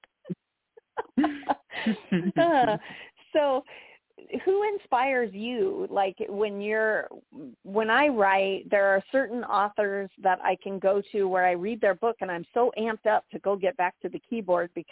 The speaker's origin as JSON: {"language": "English", "town": "San Diego", "region": "California", "country": "United States", "tie": "born or raised there", "moved": "yes", "lives_now": "Florida, United States", "said": "I was born and raised in San Diego"}